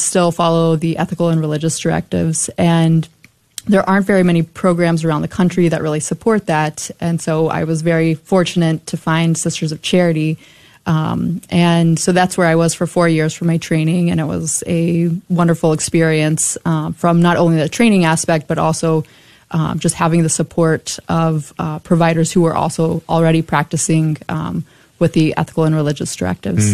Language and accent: English; Burleson, Texas, United States; also born or lived in Dallas / San Antonio / Buffalo / Omaha; I grew up in Burleson, and that's where I did all my uh, schooling